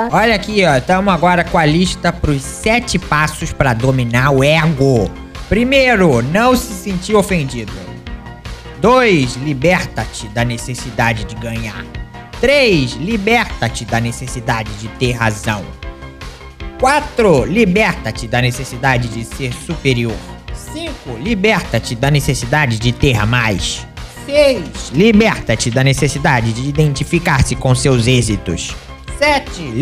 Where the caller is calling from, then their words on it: Lajinha, Minas Gerais, Brazil; Eu sou aqui de Lajinha e eu fui até a farmácia, paguei fácil para comprar o ingresso do …, área VIP